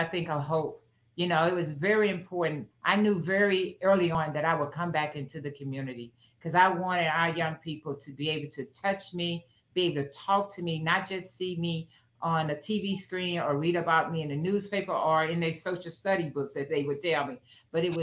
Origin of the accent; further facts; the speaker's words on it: East St. Louis, Illinois, United States; my hometown of East St. Louis